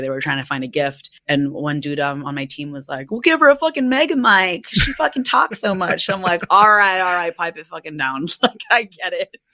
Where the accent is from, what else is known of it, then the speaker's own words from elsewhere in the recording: United States; my own identity being Filipina, American, but more so just in general, I think, an immigrant's child growing up and navigating the world as an American